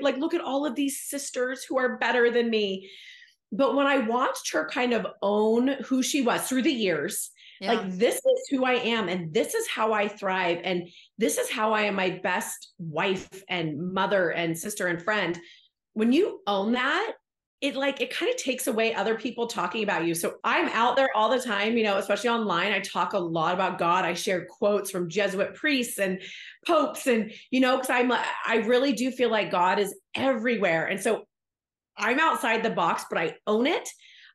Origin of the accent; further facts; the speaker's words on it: Bay Area, California, United States; moved away; I'm from the Bay Area, so I didn't grow up in Utah, but California had its own things growing up as a young woman there